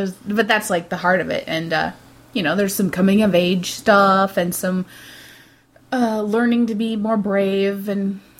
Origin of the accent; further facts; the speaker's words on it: United States; I'm a fully-blooded American.